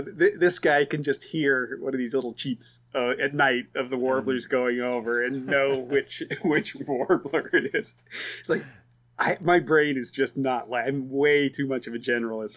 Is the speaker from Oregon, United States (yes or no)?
yes; Oregon, United States; moved away as an adult; also born or lived in Tanzania; now in East Coast, United States; I grew up in Oregon